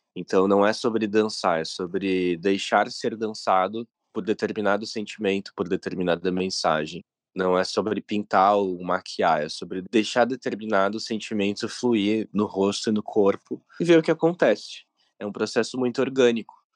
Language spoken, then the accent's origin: Portuguese; Rio Grande do Sul, Brazil; Eu sou do Rio Grande do Sul